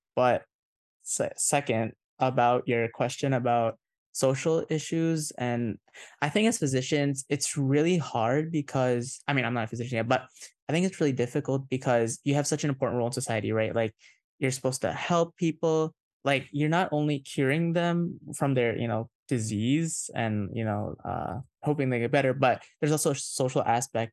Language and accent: English; Indonesia; moved away; I'm a fob, I was born in Indonesia, I have an Indonesian passport